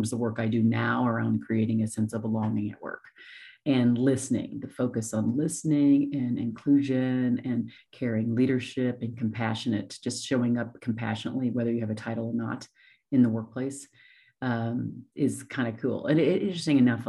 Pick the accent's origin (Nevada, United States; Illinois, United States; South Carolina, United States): Nevada, United States; Las Vegas; moved away as an adult; also born or lived in Columbus, Ohio; I'm actually originally from Ohio, Columbus, but I moved there when I was 9 and grew up in Las Vegas, Nevada. And then I moved from there when I was 23.